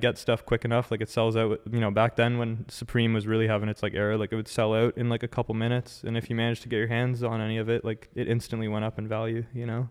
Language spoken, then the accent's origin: English; Ottawa, Ontario, Canada; born and raised in Ottawa, like, first of all. Um, yeah, lived here my whole life